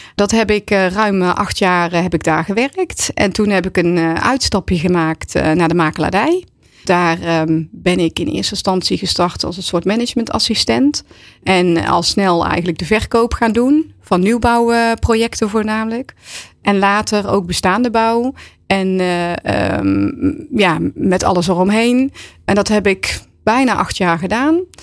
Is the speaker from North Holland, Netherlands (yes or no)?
no; Waalwijk, North Brabant, Netherlands; ik kom uit Waalwijk